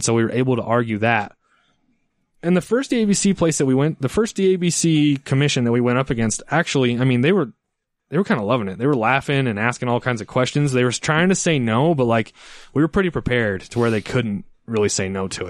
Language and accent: English; Ogden, Utah, United States; I'm from Ogden. My first store is in Ogden.